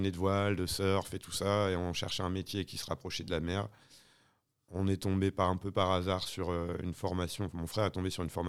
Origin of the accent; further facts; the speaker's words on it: Le Touquet, Hauts-de-France, France; moi je suis originaire du Touquet. au Touquet, j'ai des parents qui étaient agents mobiliers.